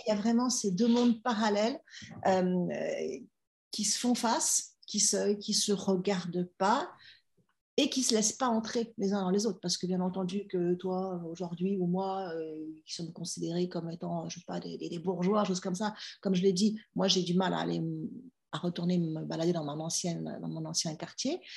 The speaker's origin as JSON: {"language": "French", "town": "Villeurbanne", "region": "Auvergne-Rhône-Alpes", "country": "France", "tie": "born or raised there", "accent": "Lyonnais", "said": "j'ai grandi en région lyonnaise, j'ai grandi à Villeurbanne"}